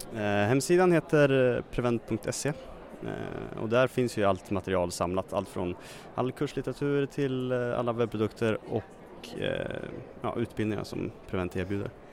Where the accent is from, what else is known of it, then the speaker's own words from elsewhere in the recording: Katrineholm, Södermanland, Sweden; Katrineholm kommer jag ifrån